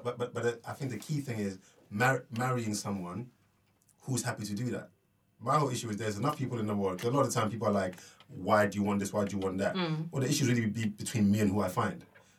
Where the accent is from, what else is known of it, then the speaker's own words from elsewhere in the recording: Ghana; I'm Ghanaian